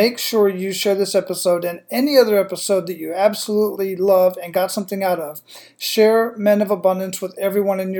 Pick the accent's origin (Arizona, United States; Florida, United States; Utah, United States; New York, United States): Arizona, United States; Phoenix; moved away as an adult; also born or lived in San Antonio, Texas / El Paso, Texas / Killeen, Texas; I was born and raised in Phoenix, Arizona